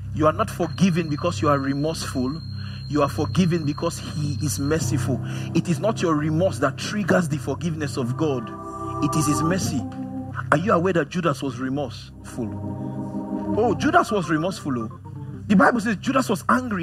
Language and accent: English; Nigeria; as a Nigerian man